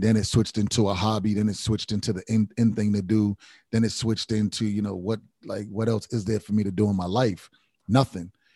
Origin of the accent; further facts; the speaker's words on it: Providence, Rhode Island, United States; I come from Rhode Island, Providence